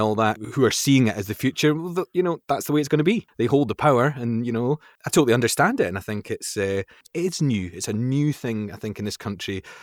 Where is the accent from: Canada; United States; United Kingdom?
United Kingdom; Fife, Scotland; moved away as an adult; also born or lived in London; I was brought up in Fife, a place in Scotland, sort of near, like, Saint Andrews